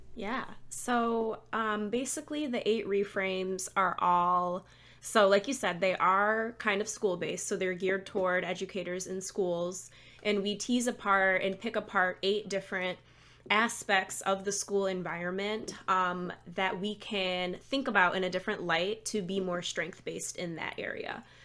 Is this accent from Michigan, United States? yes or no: yes; Lansing, Michigan, United States; moved away as an adult; also born or lived in Chicago; now in Maryland, United States; I am from Michigan originally, um, the Lansing area, kind of the middle of the state